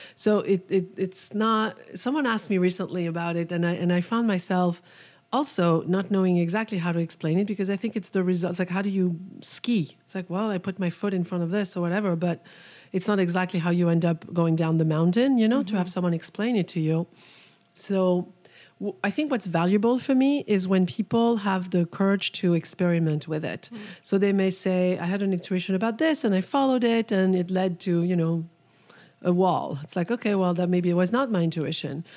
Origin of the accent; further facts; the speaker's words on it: France; moved away; I was born in France